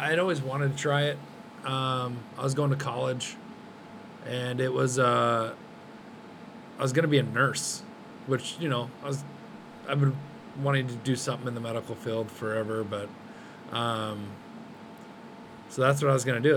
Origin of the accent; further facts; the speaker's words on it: Twin Falls, Idaho, United States; I grew up in Twin Falls. I lived there till I was probably 22